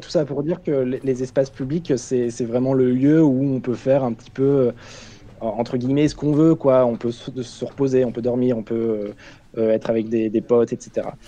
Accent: Caen, Normandy, France; moved away; je viens de Caen. Euh, je sais que voilà, c'est une ville qui me plaît beaucoup parce que j'y ai grandi

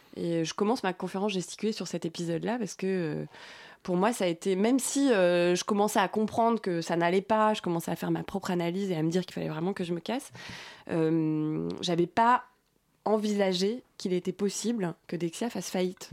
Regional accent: Brittany, France; moved away; j'ai grandi en Bretagne. Je suis bretonne.

